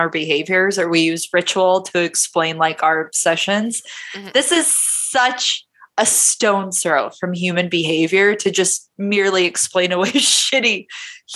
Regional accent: United States; as an American

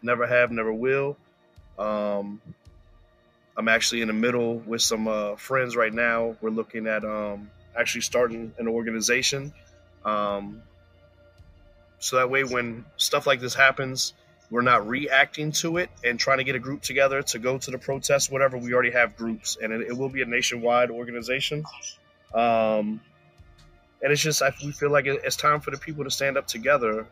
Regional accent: Woodbridge, Virginia, United States; also born or lived in Florida; I was born in Florida, um, raised in Woodbridge, Virginia

